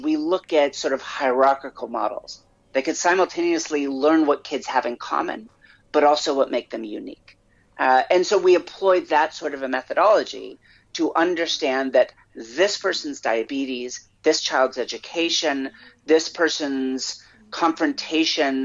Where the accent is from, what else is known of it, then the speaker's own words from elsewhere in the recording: United States; as an American